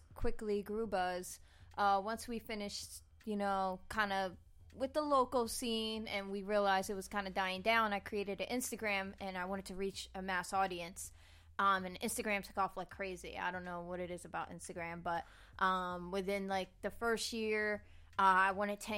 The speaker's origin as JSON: {"language": "English", "region": "New Jersey", "country": "United States", "said": "New Jersey"}